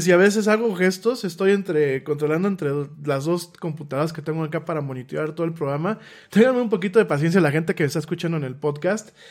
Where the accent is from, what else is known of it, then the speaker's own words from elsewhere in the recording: Mexico; en mi país